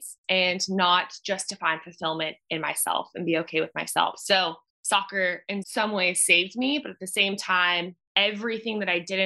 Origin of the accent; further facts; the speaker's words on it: Orange County, California, United States; moved away as an adult; also born or lived in Washington, D.C. / New York; I am born and raised in Orange County, California